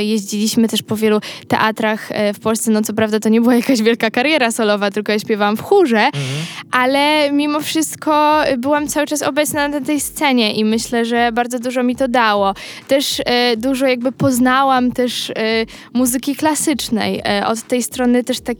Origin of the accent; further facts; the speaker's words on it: Milanówek, Masovian Voivodeship, Poland; a ja z tak. Milanówka